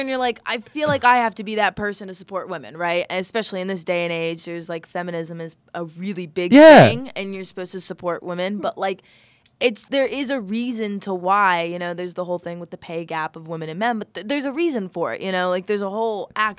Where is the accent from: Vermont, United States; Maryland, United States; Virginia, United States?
Virginia, United States; I'm from Virginia.